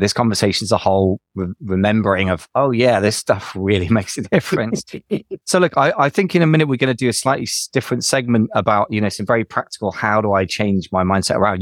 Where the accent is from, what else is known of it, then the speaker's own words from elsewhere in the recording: United Kingdom; we're both British